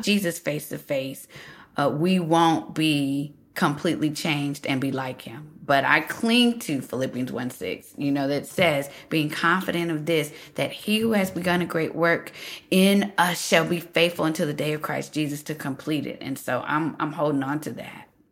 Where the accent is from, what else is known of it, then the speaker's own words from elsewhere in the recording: United States; here I am, American